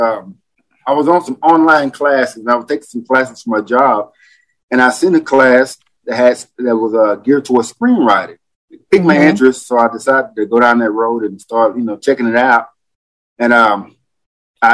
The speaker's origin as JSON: {"language": "English", "town": "Longview", "region": "Texas", "country": "United States", "moved": "as an adult", "lives_now": "Evansville, United States", "said": "I'm in southern Indiana, a city called Evansville, but I'm originally from Longview, Texas"}